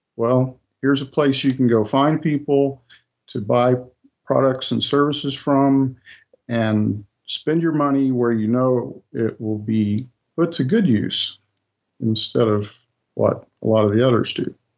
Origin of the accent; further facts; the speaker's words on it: United States; in the United States, we have a holiday called Thanksgiving